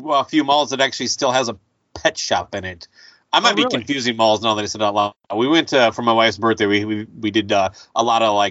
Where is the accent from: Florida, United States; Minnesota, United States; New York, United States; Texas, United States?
Minnesota, United States; Owatonna; The small town I grew up in Owatonna